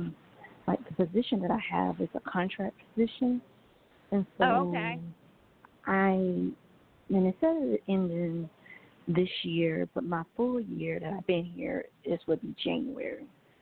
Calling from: Georgia, United States; I'm calling from Georgia.

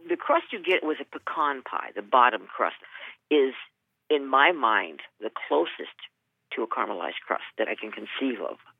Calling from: Brainerd, Minnesota, United States; I'm calling from Brainerd, Minnesota

